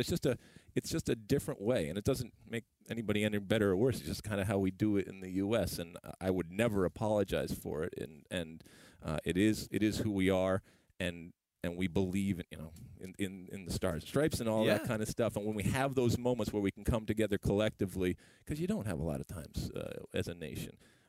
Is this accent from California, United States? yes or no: no; Detroit, Michigan, United States; I grew up in Detroit, and so we used to be able, when you could just go back and forth, we'd go over there